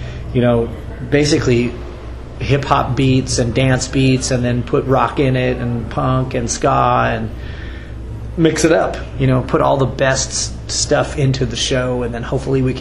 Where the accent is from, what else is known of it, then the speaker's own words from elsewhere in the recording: West Coast, United States; growing up on the West Coast